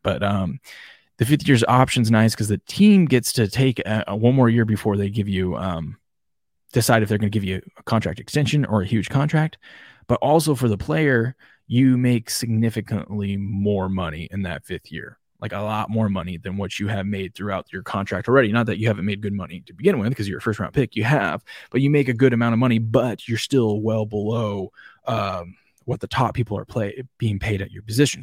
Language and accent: English; Washington, United States; I'm from Washington State